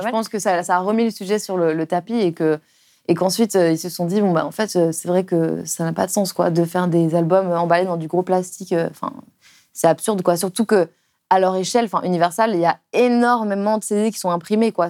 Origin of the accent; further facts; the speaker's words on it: Lyon, Auvergne-Rhône-Alpes, France; now in Paris, France; quand j'étais enfant à Lyon, enfin en banlieue lyonnaise